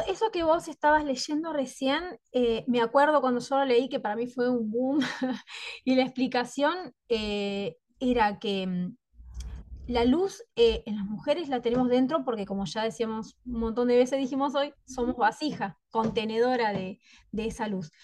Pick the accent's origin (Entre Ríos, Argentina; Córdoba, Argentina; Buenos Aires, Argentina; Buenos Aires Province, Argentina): Entre Ríos, Argentina; Concepción del Uruguay; yo soy de Concepción del Uruguay, Entre Ríos, Argentina.